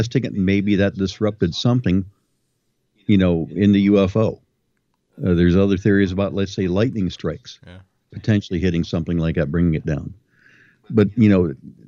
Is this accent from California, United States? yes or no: no; Ohio, United States; I'm from Ohio